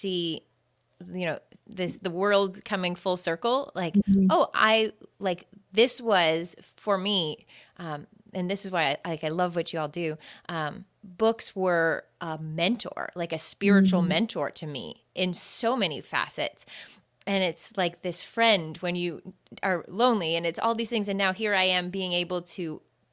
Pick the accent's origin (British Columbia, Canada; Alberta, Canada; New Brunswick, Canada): New Brunswick, Canada; I am Canadian. I am a resident of New Brunswick, where I always tell people it's north of Maine